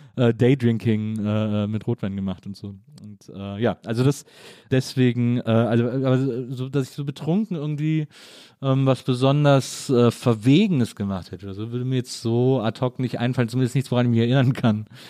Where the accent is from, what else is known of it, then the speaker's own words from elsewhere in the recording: Cologne, North Rhine-Westphalia, Germany; bin ich eben im Rheinland aufgewachsen